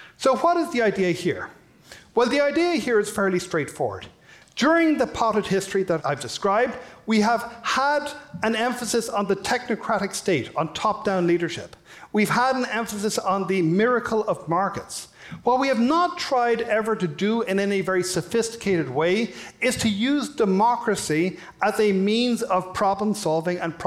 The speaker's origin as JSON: {"language": "English", "country": "Ireland", "moved": "yes", "lives_now": "United States", "said": "You may have been able to tell from my accent, I'm from Ireland"}